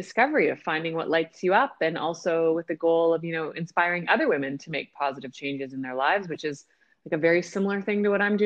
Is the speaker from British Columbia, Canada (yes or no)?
no; outside of Toronto, Ontario, Canada; We grew up together skiing outside of Toronto